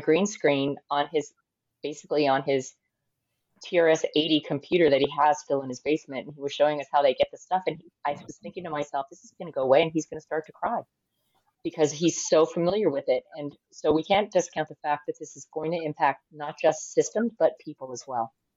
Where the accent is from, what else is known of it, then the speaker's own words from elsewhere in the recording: United States; I am American